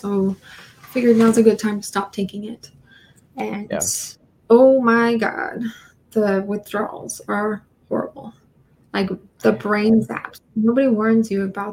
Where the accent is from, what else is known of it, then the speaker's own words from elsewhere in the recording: San Francisco Bay Area, California, United States; moved away as an adult; also born or lived in San Diego, California / Los Angeles, California; I grew up in San Francisco Bay Area, which is beautiful